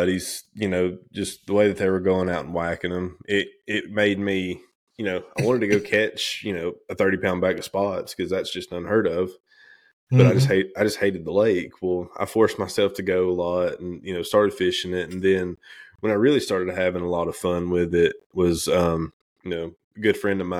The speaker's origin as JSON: {"language": "English", "area": "Lake Lanier", "region": "Georgia", "country": "United States", "tie": "born or raised there", "said": "I grew up running around on Lanier"}